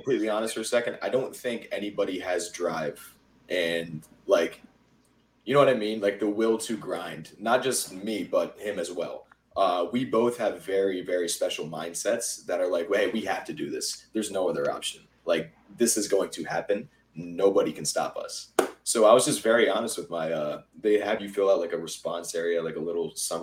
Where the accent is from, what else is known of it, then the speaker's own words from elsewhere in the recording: Pennsylvania, United States; moved away as an adult; now in Georgia, United States; I'm from Pennsylvania